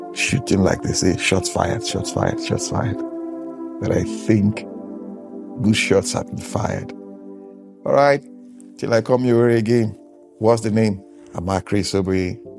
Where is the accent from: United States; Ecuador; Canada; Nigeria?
Nigeria; I'm from Nigeria. I'm a Nigerian